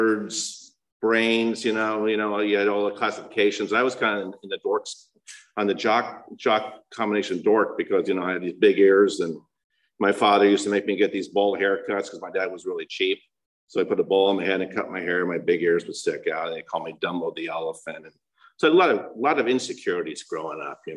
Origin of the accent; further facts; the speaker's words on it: El Monte, California, United States; I was born in El Monte, California